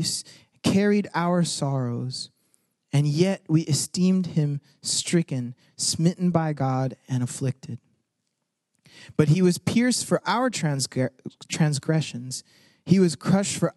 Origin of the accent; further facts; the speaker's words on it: United States; a first-generation Mexican-American person, like, my parents came from Mexico, and I was born here